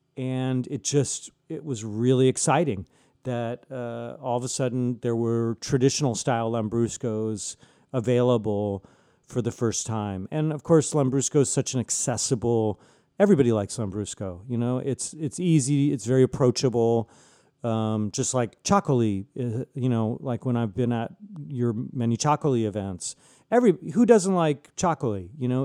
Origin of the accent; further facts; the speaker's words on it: San Diego, California, United States; also born or lived in Chicago / Reggio Emilia; I was born in Chicago. My, my family moved to La Jolla, California, my f, uh, when I was about three years old